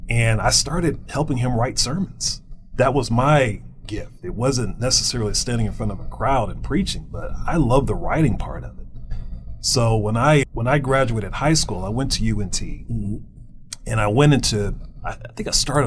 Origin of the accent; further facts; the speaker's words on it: Houston, Texas, United States; Houston, Texas